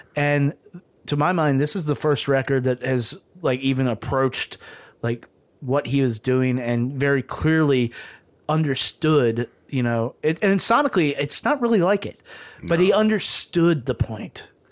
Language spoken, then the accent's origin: English; the South, United States; I grew up in the South, and so and, and in a largely segregated city